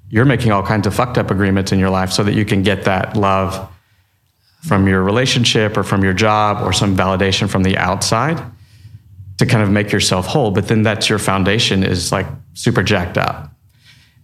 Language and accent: English; Texas, United States; I'm from Texas.